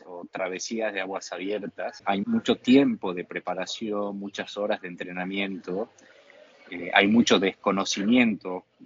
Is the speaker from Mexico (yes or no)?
no; Argentina; Mi objetivo principal como nadador y como argentino es tratar de ayudar a otros, a otros jóvenes eh, argentinos a acceder a este deporte.